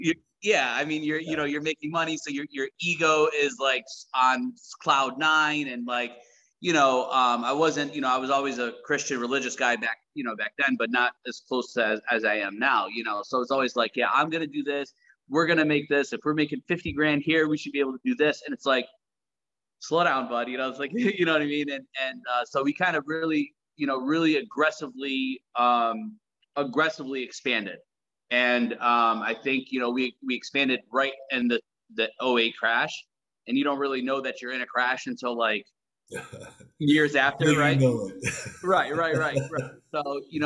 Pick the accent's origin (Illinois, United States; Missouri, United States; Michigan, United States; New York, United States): New York, United States; South Side; also born or lived in Tacoma, Washington / Jordan; We grew up on the South Side in New York, very rough neighborhood